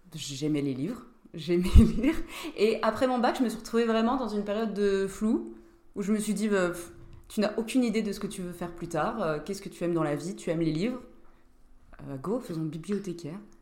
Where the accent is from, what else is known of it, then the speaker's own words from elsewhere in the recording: Nancy, Grand Est, France; on est tous de Nancy au départ. On était dans la même classe en terminale